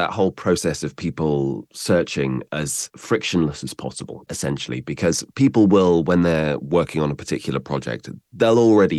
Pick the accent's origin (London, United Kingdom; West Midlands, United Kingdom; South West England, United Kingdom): South West England, United Kingdom; A father coming from Bognor Regis and a mother coming from Northern Ireland seem to neutralize my accent, along with an upbringing in Somerset.